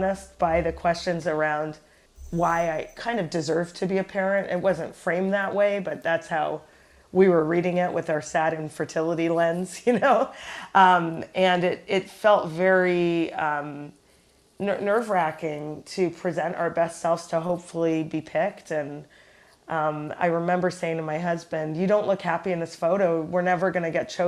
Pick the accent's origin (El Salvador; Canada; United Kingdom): Canada; Toronto, Ontario; now in New York, United States; we're both from Toronto, Canada, and strangely, we both live in the United States, in neighboring states.